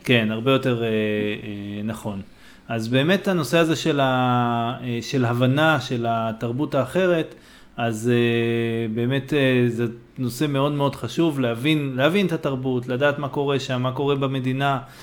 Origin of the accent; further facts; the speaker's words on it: Israel; בתור ישראלי